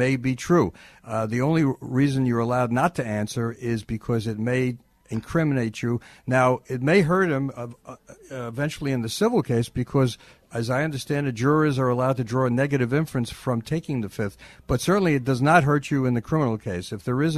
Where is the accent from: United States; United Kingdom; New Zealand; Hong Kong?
United States; New York; I'm a New Yorker